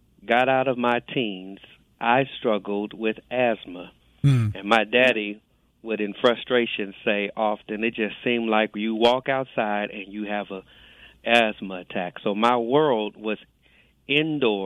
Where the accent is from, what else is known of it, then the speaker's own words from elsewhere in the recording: Los Angeles, California, United States; moved away as an adult; now in Jacksonville, United States; I'm born and raised in Los Angeles, California.